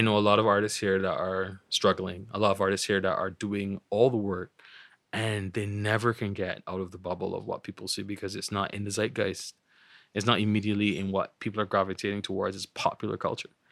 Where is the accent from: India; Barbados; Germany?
Barbados; growing up in Barbados